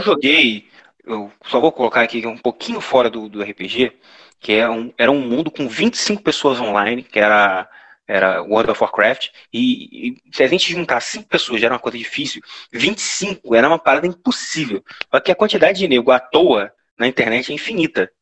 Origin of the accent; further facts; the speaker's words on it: interior of Rio de Janeiro, Brazil; accent: interior of Rio de Janeiro; com esse sotaque da gente, você pode falar que é interior do Rio de Janeiro